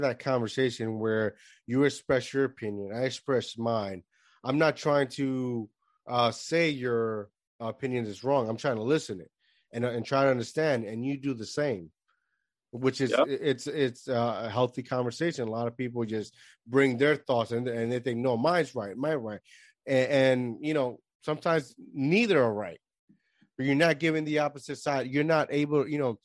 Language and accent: English; Puerto Rico; I grew up in Puerto Rico from the barrio.